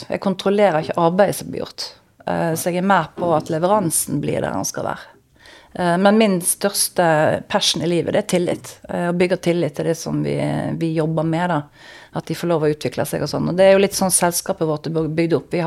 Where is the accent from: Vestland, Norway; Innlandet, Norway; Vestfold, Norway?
Vestland, Norway; Når jeg hører den podkasten, så hører jeg at jeg er stril fremdeles.